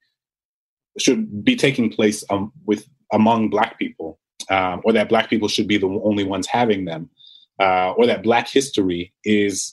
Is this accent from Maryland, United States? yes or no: no; New Orleans, Louisiana, United States; I grew up in New Orleans